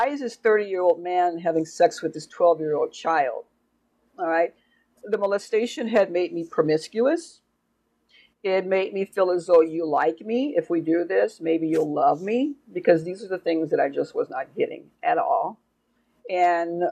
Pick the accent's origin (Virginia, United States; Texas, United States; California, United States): California, United States; Oakland; I grew up in Oakland, California